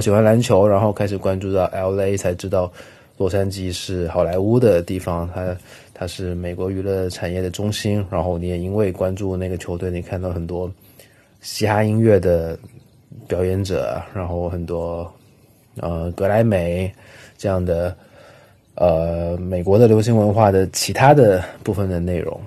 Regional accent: Guangzhou, Guangdong, China; 像我在广州长大

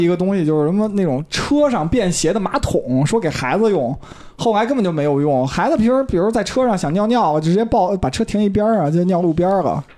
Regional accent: Beijing, China; 咱们北京人都吃臭豆腐

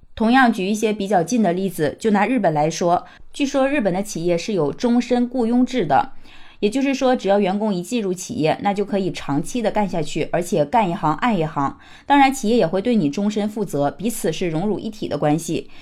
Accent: China; 我们中国人

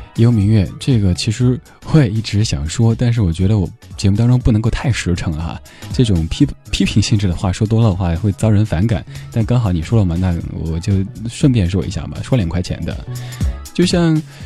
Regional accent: Chengdu, Sichuan, China; 我的家乡成都

